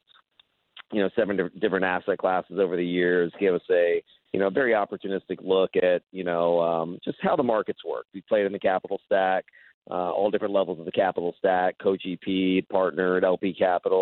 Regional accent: Austin, Texas, United States; Austin, Texas, which is my hometown.

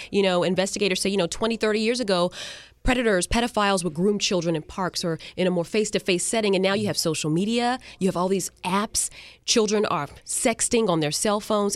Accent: Carolina, United States; now in Florida, United States; I grew up in Carolina

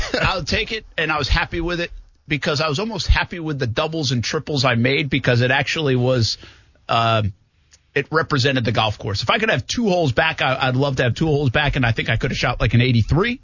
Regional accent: New England, United States; moved away; I'm from New England

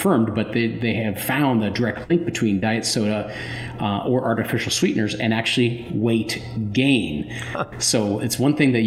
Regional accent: Springfield, Ohio, United States; when I was a kid growing up in Springfield

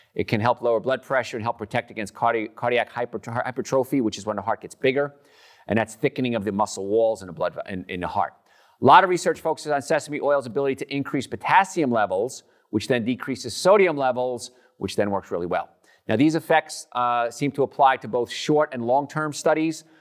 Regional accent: New Jersey, United States; now in Atlanta, United States; I'm from New Jersey

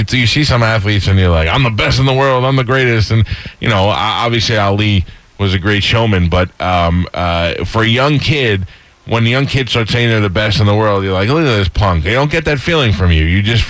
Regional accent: New York, United States; I'm from New York.

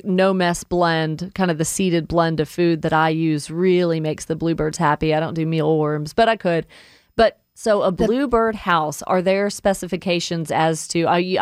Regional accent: Woodstock, Georgia, United States; I grew up in Woodstock, and my parents were always gardening.

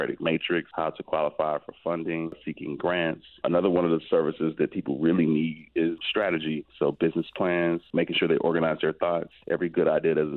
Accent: Miami Gardens, Florida, United States; I'm actually from Miami Gardens, so it's a pleasure for me to be back in the community and serving the community that I'm from

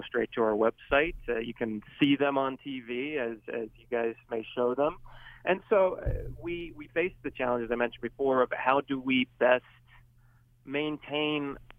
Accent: Irving, Texas, United States; I learned that very quickly growing up, especially growing up in Irving, Texas, where there isn't a huge Italian population.

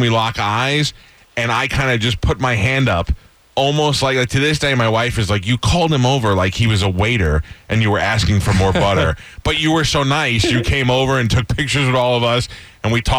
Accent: New York City, New York, United States; moved away; I grew up in New Dorp

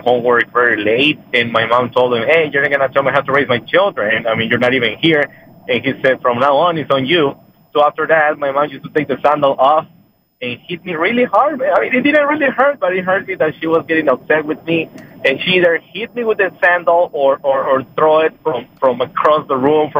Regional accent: Mexico; Hey, it's funny because I grew up in Mexico and my dad didn't live with me

